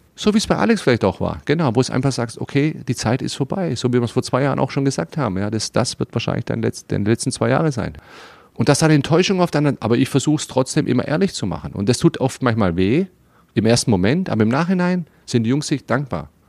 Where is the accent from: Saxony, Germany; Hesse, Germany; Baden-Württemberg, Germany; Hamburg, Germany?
Baden-Württemberg, Germany; Stuttgart; also born or lived in Slovenia; now in Berlin, Germany; ich bin Stuttgarter, ja, und da bin ich groß geworden